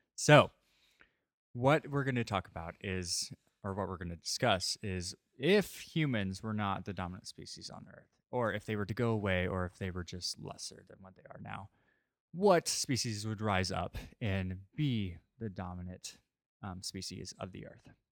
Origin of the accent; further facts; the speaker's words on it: St. Louis, Missouri, United States; moved away; I'm from Saint Louis